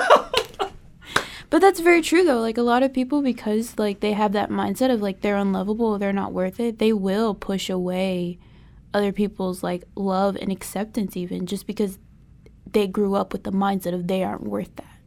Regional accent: Charlotte, North Carolina, United States; my hometown is Charlotte, North Carolina.

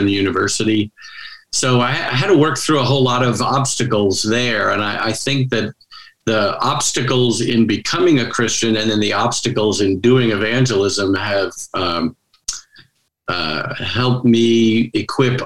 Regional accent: suburbs of New York City, United States; now in Washington, D.C., United States; I'm originally from New York, suburbs of New York City

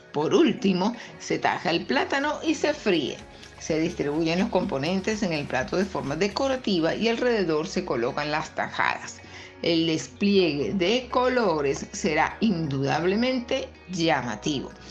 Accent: Venezuela; mi país, Venezuela

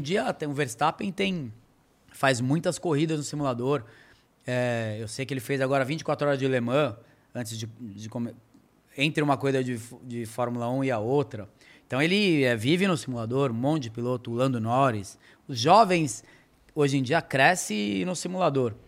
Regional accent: Brazil; moved away; also born or lived in Europe; em ter voltado para o Brasil

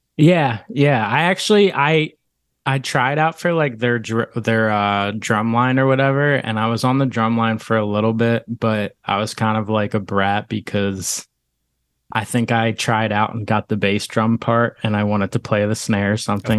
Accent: Langhorne, Pennsylvania, United States; moved away as an adult; also born or lived in West Chester, Pennsylvania; now in Philadelphia, United States; I'm from Bucks County, uh, Langhorne area. Um, I grew up there, went to Neshaminy High School

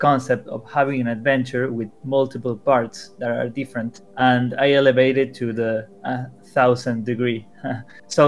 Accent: Argentina; I'm from Argentina

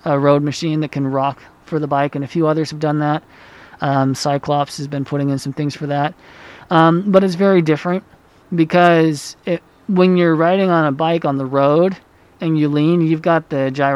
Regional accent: Utah, United States; also born or lived in Honduras; I grew up here in Utah

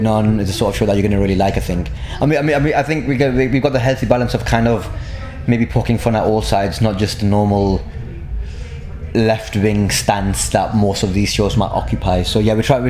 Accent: Blackburn, North West England, United Kingdom; I grew up in Blackburn.

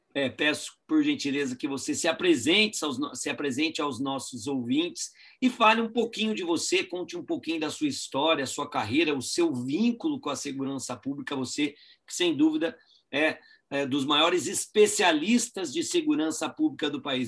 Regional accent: Guaratinguetá, São Paulo, Brazil; eu sou de Guaratinguetá

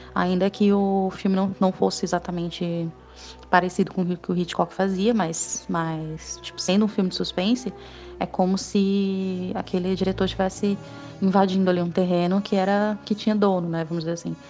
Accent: Ceará, Brazil; moved away as an adult; now in São Paulo, Brazil; eu vim para São Paulo, né, eu sou do Ceará, e vim para São Paulo

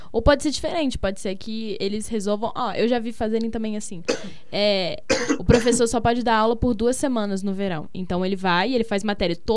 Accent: Rio de Janeiro, Brazil; E a minha mãe, a gente é do Rio, né?

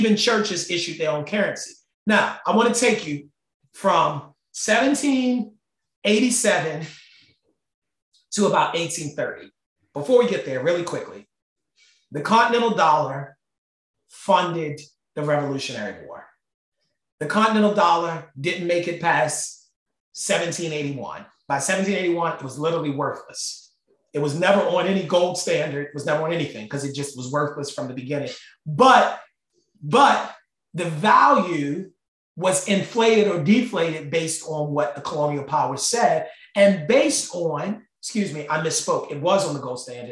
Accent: Baltimore, Maryland, United States; accent: Baltimore; my Baltimore accent

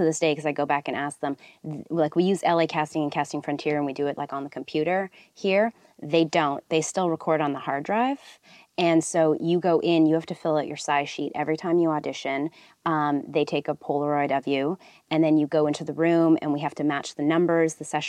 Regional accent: Edmonton, Alberta, Canada; also born or lived in Toronto; now in Los Angeles, United States; I'm from Edmonton.

